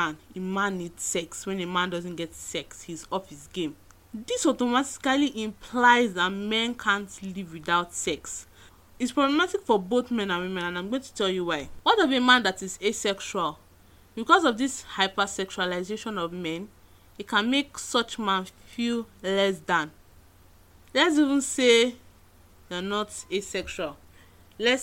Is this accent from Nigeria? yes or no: yes; Nigeria; being a Nigerian feminist